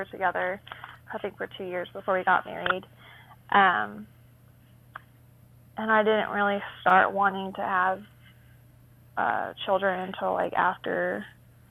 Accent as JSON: {"language": "English", "town": "Burleson", "region": "Texas", "country": "United States", "said": "I'm from Burleson, Texas"}